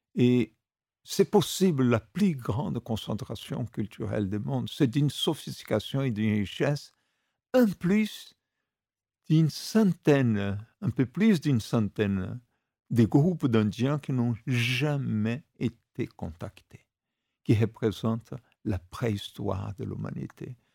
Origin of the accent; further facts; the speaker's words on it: Brazil; quand j'étais gamin au Brésil, il y a 50-60 ans